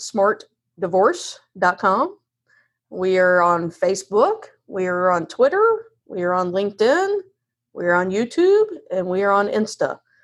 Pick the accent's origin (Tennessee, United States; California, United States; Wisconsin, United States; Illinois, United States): Tennessee, United States; now in Raleigh, United States; I'm from Tennessee.